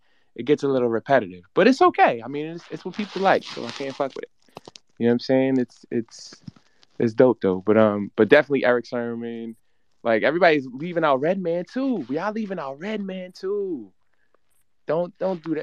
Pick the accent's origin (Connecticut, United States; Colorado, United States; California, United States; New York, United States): New York, United States; I'm from New York